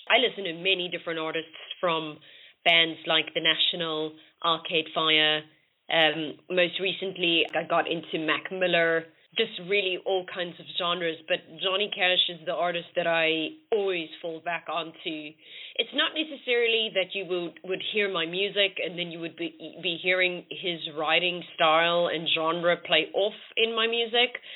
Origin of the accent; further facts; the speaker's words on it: South Africa; moved away as an adult; now in London, United Kingdom; I am originally from South Africa and I moved to London about six years ago.